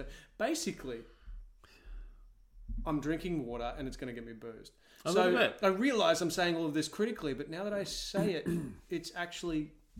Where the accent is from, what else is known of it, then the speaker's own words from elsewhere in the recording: Bribie Island, Queensland, Australia; now in Sydney, Australia; I grew up on Bribie Island again.